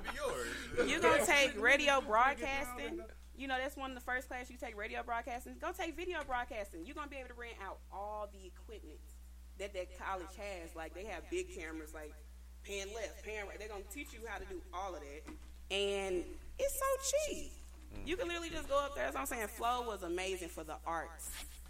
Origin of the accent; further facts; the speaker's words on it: Chicago, Illinois, United States; Yeah, you from New York? I'm from Chicago.